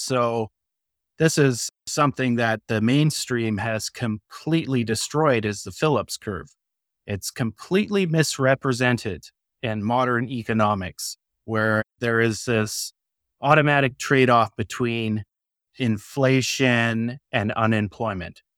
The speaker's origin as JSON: {"language": "English", "country": "Canada", "said": "I'm a Canadian"}